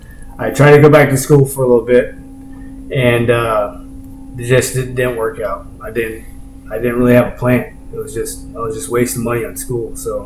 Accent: Newport, Oregon, United States; also born or lived in Honolulu / Tillamook; Well, I was born in Honolulu, Hawaii, and my dad was Coast Guard, so I was around the sea my whole life. And he ended up getting stationed in Tillamook, Oregon.

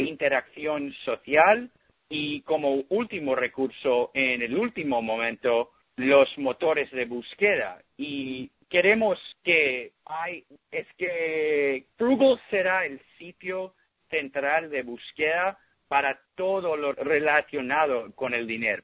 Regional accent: Miami, Florida, United States; moved away as an adult; also born or lived in Ithaca, New York; now in San Francisco, United States; Yo nací en Miami y fui al colegio en Miami, fui al colegio de Belén en Miami y después Cornell

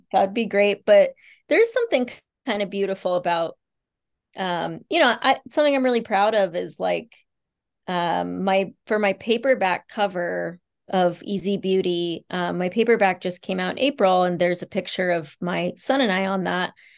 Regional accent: Kansas, United States; also born or lived in Bangkok, Thailand / Nepal; a Kansan girl

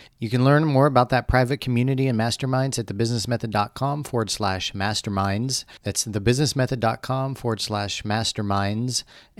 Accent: Midwest, United States; I grew up in the Midwest

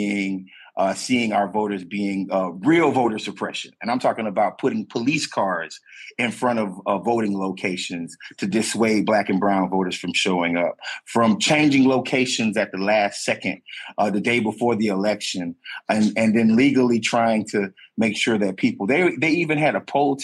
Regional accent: the South, United States; a black man that is born and raised in the South

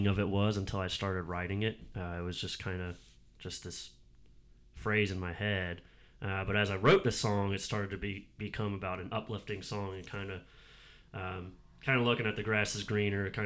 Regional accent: North Carolina, United States; moved away as an adult; also born or lived in West Virginia; now in Asheville, United States; I moved away from North Carolina

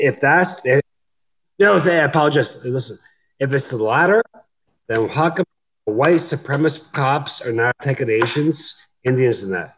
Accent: Canada; I'm Canadian

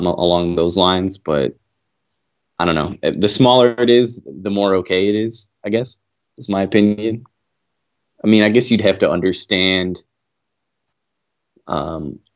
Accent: Aurora, Illinois, United States; now in Fort Worth, United States; I am from Aurora, Illinois, but I live in Fort Worth, Texas

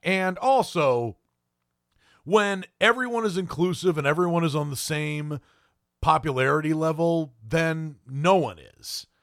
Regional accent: Maine, United States; I am actually from Maine

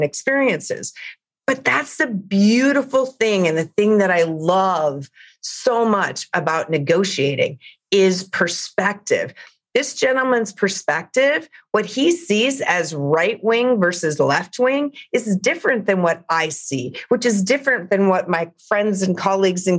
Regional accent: Big Sandy, Montana, United States; now in Los Angeles, United States; I'm from Montana. I grew up in a rural community in Montana, but I live in Los Angeles

